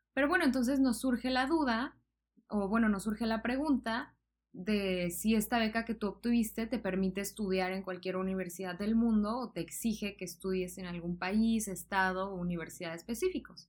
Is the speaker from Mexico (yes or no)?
yes; southern Mexico, Mexico; yo soy del sur de México